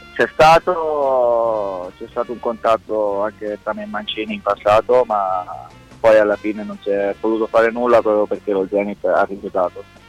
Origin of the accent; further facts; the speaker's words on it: Italy; moved away; l'Italia è il mio paese